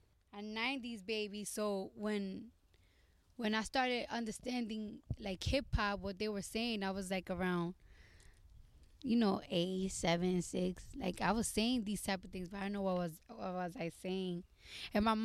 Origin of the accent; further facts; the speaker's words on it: New York City, New York, United States; growing up in New York, living in apartments